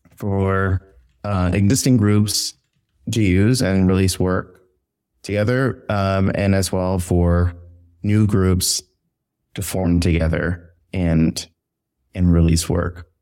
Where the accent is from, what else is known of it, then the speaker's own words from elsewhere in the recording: San Antonio, Texas, United States; moved away as an adult; now in New York, United States; I'm originally from San Antonio, Texas.